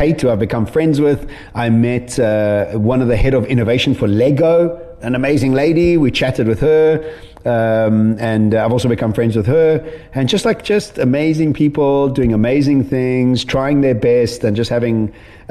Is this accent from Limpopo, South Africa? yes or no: no; Edenvale, Gauteng, South Africa; I'm a kid from Edenvale